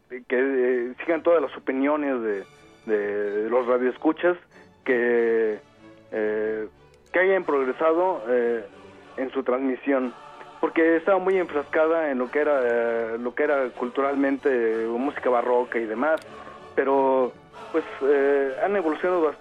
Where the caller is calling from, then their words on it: Atizapán, State of Mexico, Mexico; Este, hablo desde Atizapán, eh, Estado de México.